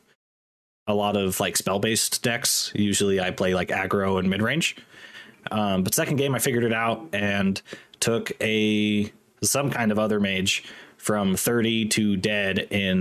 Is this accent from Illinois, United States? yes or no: no; Washington, United States; now in Utah, United States; I come from Washington State. I currently live in Utah